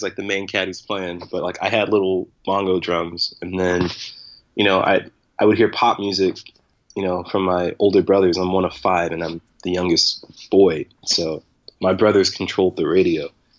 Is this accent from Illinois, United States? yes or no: yes; St. Louis area, southern Illinois, United States; I was born in Illinois, but like the St. Louis area, so southern Illinois.